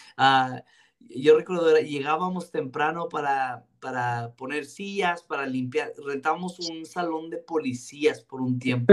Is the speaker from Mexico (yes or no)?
yes; Ciudad Juárez, Chihuahua, Mexico; crecí en Vino Nuevo Juárez, mi abuelo siendo el pastor